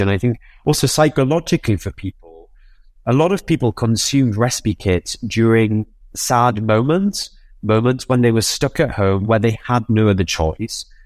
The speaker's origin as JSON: {"language": "English", "town": "Newcastle upon Tyne", "region": "North East England", "country": "United Kingdom", "said": "I'm a Geordie. I'm from Newcastle."}